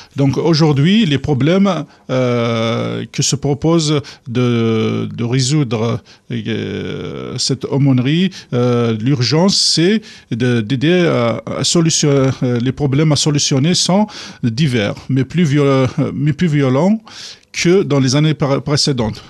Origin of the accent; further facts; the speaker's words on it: Kabylie, Algeria; moved away as an adult; je suis arrivé d'Algérie